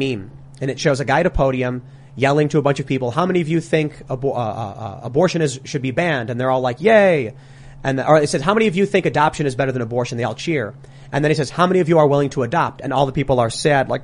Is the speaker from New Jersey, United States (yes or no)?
no; Chicago, Illinois, United States; I'm from Chicago. I grew up in a city run by Democrats for 80 years.